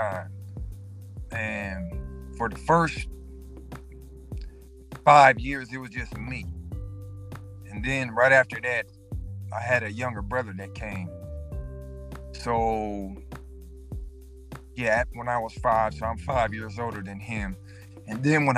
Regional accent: Seattle, Washington, United States; my hometown, Seattle

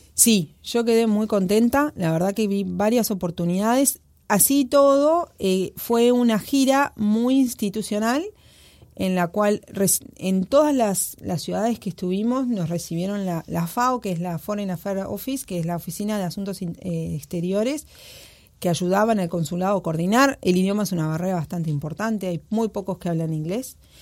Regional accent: Uruguay

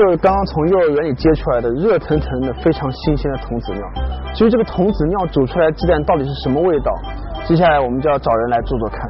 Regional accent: China; 没有谁能够超过我们中国人的了。

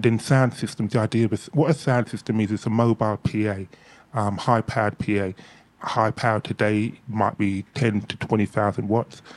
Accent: Ilford, London, United Kingdom; born or raised there; also born or lived in Hackney, London

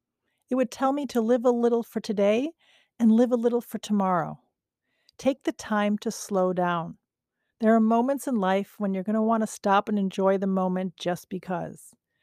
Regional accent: Tehran, Tehran Province, Iran; When we were kids growing up in Tehran, every spring my family and I would go visit my grandmother's sisters on the other side of the mountains in Gorgan, not far from the Caspian Sea.

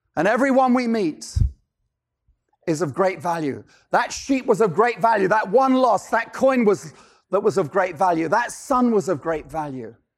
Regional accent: London, United Kingdom; moved away; I'm originally from London, England

